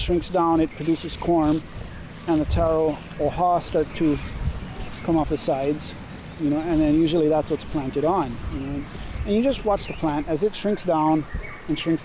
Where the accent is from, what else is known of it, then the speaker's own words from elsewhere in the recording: Kaʻalaea, Oʻahu, Hawaii, United States; I grew up in Ka'alaya. I went to Waihole Elementary School in the early 90s